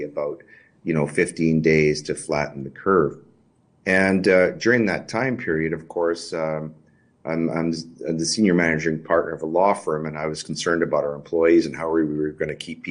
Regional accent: Regina, Saskatchewan, Canada; now in Alberta, Canada; I was born in Regina.

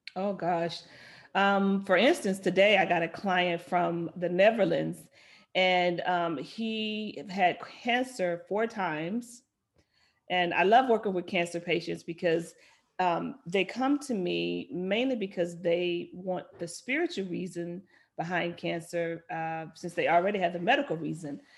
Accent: Little Rock, Arkansas, United States; moved away; I grew up in Little Rock, Arkansas

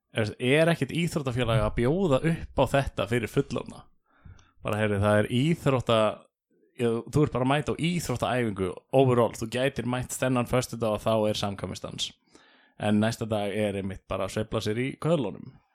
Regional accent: Keflavík, Southern Peninsula, Iceland; also born or lived in Dalvík; við ólst upp í Keflæk og Njarvík

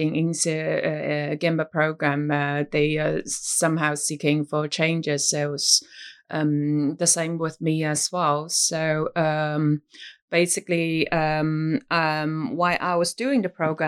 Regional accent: China; moved away as an adult; now in Singapore; I was born and raised in China

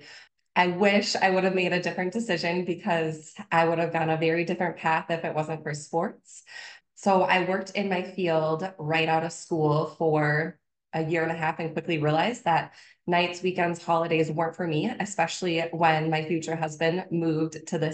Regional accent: Minnesota, United States; also born or lived in Wisconsin; born and raised in Minnesota. So I am not far from my hometown

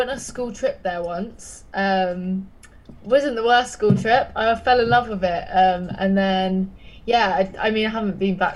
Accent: Brighton, South East England, United Kingdom; now in London, United Kingdom; I'm from Brighton, so the like beach, the south. Yeah, the beach. Yeah, yeah. But I, yeah. I'm in London now.

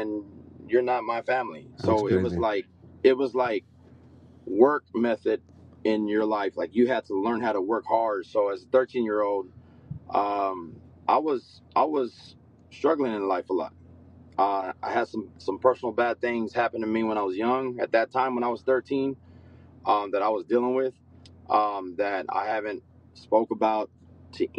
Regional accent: San Angelo, Texas, United States; now in Dallas, United States; I'm originally from West Texas, San Angelo

